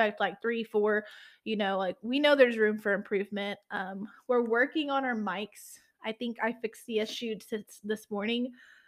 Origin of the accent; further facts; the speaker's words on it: the South, United States; and I'm from the South, so when your mama tells you you're cussing too much, you reel it back in.